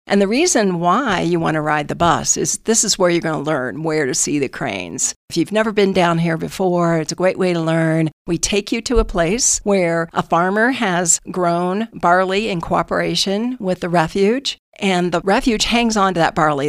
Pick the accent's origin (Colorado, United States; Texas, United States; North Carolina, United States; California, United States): Colorado, United States; northern; moved away as an adult; also born or lived in Wyoming / Denver, Colorado; now in San Luis Valley, United States; I was born in northern Colorado, but the hospital was in Wyoming, so I claimed dual citizenship, dual nativity